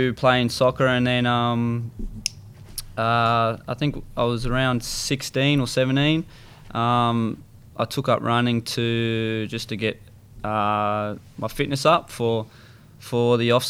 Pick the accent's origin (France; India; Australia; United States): Australia; Sydney, New South Wales; I was brought up in Maroubra.